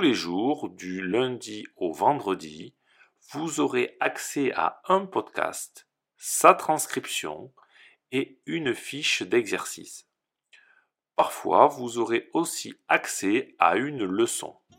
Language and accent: French; France; je suis français et professeur de français